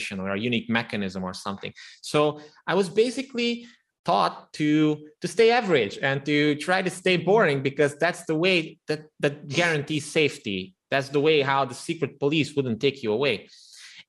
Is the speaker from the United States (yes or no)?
no; Transylvania, Romania; I'm actually an ethnic Hungarian who was born and raised in the Transylvania region of Romania